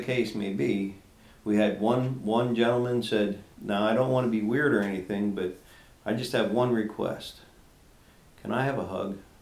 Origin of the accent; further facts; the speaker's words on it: Lancaster County, Pennsylvania, United States; moved away as an adult; now in Morris Run, United States; we're originally from Lancaster County. We both yeah. grew up in Lancaster County.